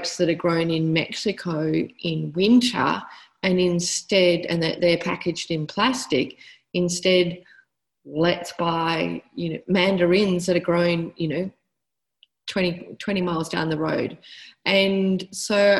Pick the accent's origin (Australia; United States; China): Australia; Western Australia; I'm from Western Australia and I live in Fremantle